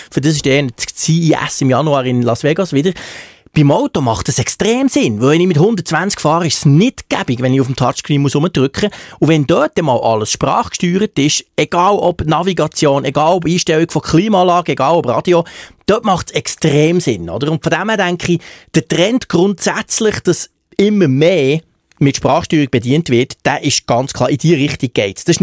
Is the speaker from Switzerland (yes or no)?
yes; Bern, Switzerland; Plus kommt ja dazu, dass ich als Berner die als Zürcher sowieso fast nicht verstehe, vom Basler werden wir